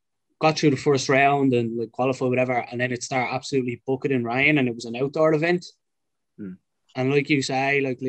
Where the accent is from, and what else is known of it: Ireland